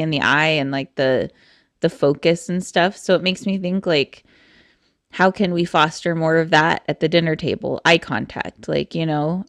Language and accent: English; Eastern Oregon, United States; I'm from Eastern Oregon